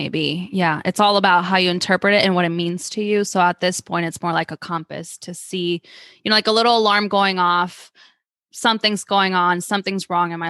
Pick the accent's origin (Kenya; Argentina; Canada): Argentina; moved away; I'm from Argentina